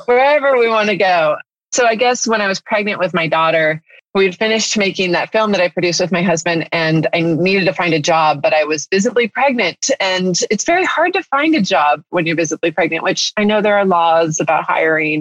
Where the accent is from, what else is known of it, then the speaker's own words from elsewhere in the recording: Northern California, United States; moved away as an adult; now in La Cañada, United States; I grew up in Northern California